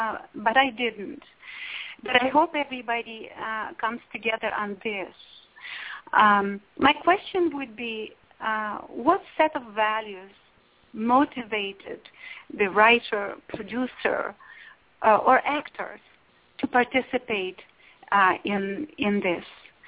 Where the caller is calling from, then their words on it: Los Angeles, California, United States; yes, I'm calling from Los Angeles.